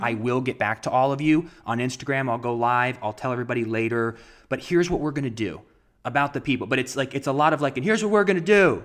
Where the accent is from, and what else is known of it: Ohio, United States; born or raised there